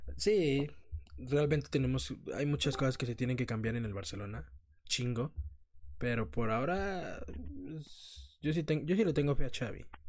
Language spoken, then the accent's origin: Spanish; Mexico; somos mexicanos